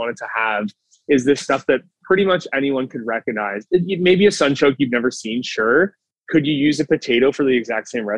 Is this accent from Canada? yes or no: yes; Burlington, Ontario, Canada; now in Toronto, Canada; if I'm from Burlington, doesn't have a lot of certain foods